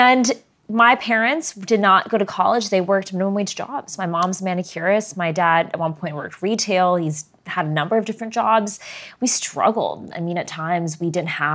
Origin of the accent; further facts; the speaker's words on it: Arlington, Virginia, United States; I was born right here in Virginia's 8th district, in Arlington, mm-hmm. in Northern Virginia.